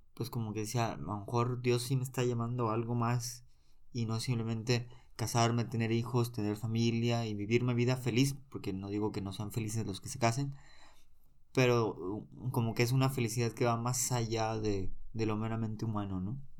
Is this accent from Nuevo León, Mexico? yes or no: yes; Monterrey, Nuevo León, Mexico; soy originario de Monterrey